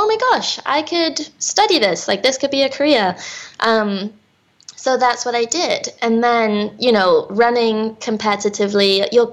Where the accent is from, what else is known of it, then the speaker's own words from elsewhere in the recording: England, United Kingdom; also born or lived in New York / Minnesota; now in United States; I was born and raised in England